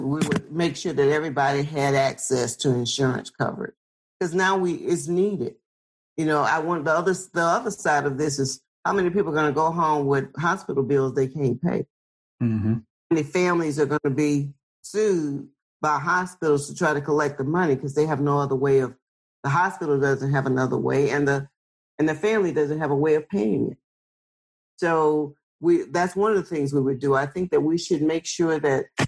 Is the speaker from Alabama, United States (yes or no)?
yes; Lowndes County, Alabama, United States; I'm from Lowndes County, Alabama